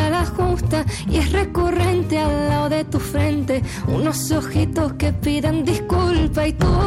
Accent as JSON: {"language": "Spanish", "region": "Canary Islands", "country": "Spain", "said": "no se olviden también de, eso, de los jóvenes que, que somos en Canarias y, y, que hay muchísimo talento"}